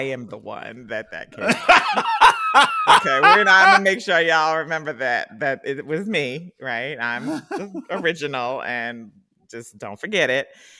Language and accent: English; Philadelphia, Pennsylvania, United States; I'm from Philly